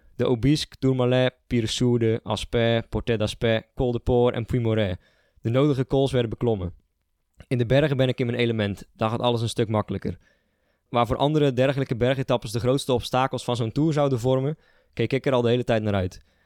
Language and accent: Dutch; Sliedrecht, South Holland, Netherlands; moved away as an adult; now in Nijmegen, Netherlands; Oorspronkelijk eh, kom ik uit Sliedrecht, een dorp eh, een beetje aan de, de, westkant van de, van de Betuwe. Zuid-Holland, grens Noord-Brabant